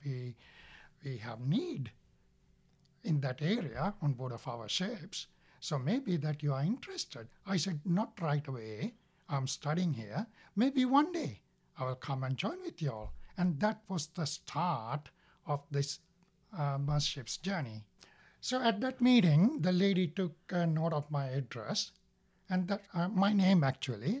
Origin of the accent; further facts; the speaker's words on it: Sri Lanka; now in United States; I was born in Sri Lanka, and I have one brother and one sister